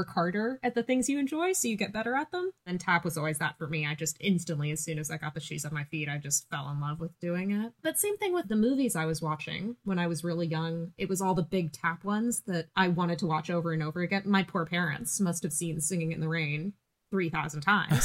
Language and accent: English; Laguna Beach, California, United States; now in Christchurch, New Zealand; The city I grew up in, Laguna Beach, is very heavy into the arts